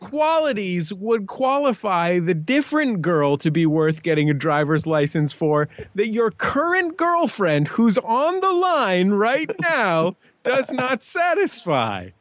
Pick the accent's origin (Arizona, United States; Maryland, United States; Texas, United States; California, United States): California, United States; San Francisco; also born or lived in Santa Cruz; I grew up in San Francisco